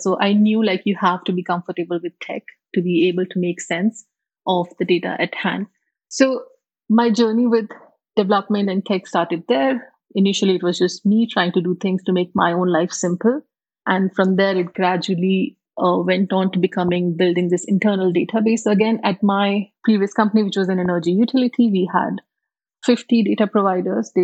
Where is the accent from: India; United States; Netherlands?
India; moved away as an adult; also born or lived in Singapore / UAE / South Africa / Germany; now in United Arab Emirates; I come originally from India, born and brought up there